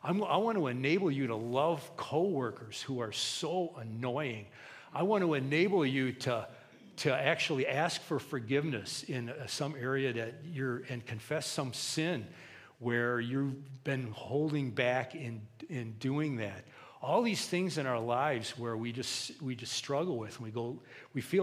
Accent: United States; us as American Christians

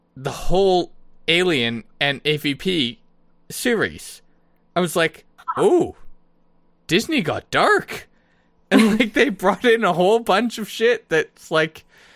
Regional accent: Canada; I do love being Canadian

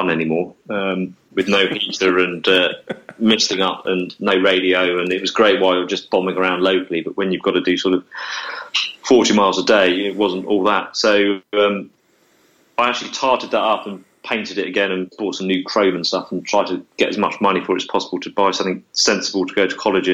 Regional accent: Essex, East of England, United Kingdom; I was from Essex, and I lived in Essex

